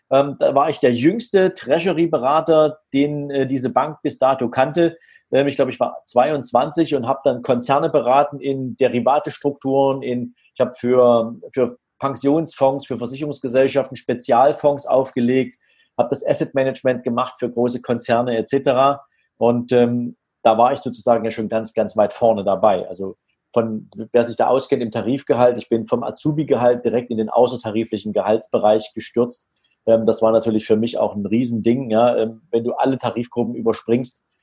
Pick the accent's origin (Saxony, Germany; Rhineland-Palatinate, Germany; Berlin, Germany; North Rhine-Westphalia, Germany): Saxony, Germany; Dresden; Also ich bin äh, in Dresden {S0} geboren, {S2} noch zu einer Zeit, da war die Trennung Deutschlands noch aktuell, 1972. Und ähm, ich bin in einem ganz normalen Elternhaus groß geworden.